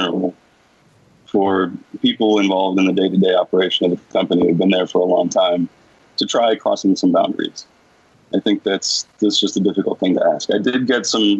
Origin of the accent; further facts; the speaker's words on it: United States; I'm American. I'm from a different culture